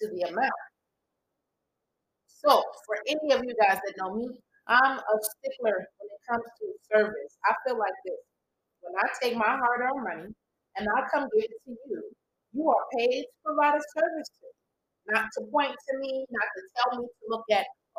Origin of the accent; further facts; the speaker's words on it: New York City, New York, United States; moved away; I'm from New York. I'm Brooklyn